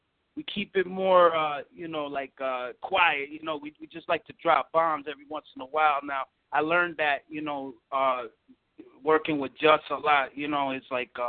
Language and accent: English; New York, United States; I'm from New York